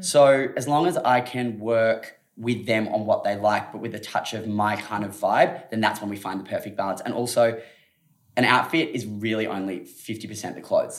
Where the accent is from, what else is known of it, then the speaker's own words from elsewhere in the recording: Australia; being an Aussie.